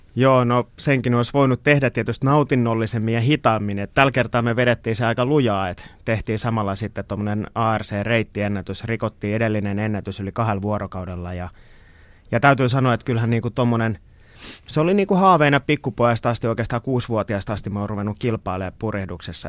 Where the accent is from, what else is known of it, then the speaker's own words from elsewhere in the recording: Kotka, Kymenlaakso, Finland; mä oon syntynyt Kotkassa meren äärellä ja se on ollut osa mun niin kuin identiteetti ihan pienestä pitäen